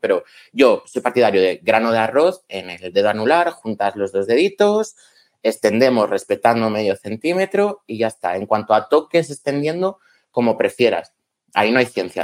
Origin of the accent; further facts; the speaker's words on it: León, Castile and León, Spain; Soy de León